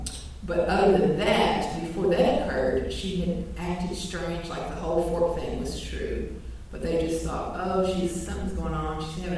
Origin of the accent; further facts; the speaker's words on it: Appalachia, United States; I'm from Appalachia